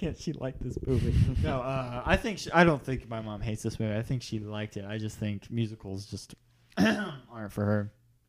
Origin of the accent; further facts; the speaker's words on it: Dallas, Texas, United States; how long have you been a Cowboys fan? I'm from Dallas.